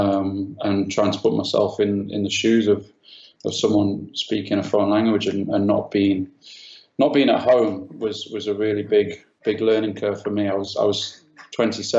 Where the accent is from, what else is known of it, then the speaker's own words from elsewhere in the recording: Sheffield, Yorkshire and the Humber, United Kingdom; moved away as an adult; also born or lived in London; I'm from Sheffield